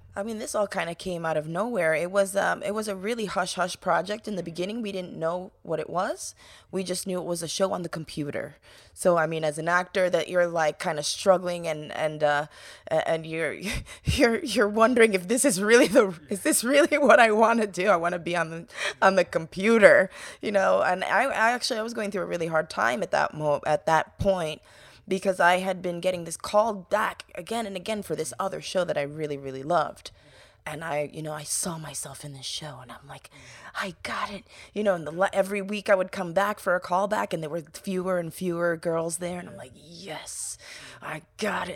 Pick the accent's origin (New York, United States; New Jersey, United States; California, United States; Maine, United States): New York, United States; growing up in New York